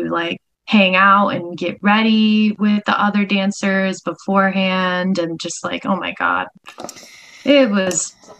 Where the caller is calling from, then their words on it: Los Angeles, California, United States; Yes, I'm here in sunny LA.